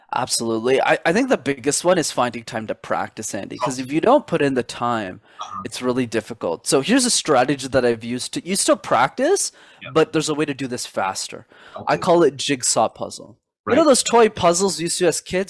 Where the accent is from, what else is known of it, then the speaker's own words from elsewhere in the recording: Montreal, Quebec, Canada; That's where I'm born and raised in Canada